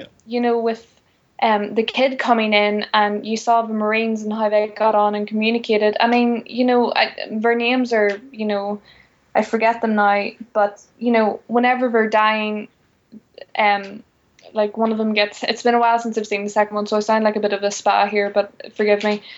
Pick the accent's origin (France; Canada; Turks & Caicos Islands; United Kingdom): United Kingdom; Northern Ireland; having grown up in quite a Christian uh, family, and also the fact that I'm from Northern Ireland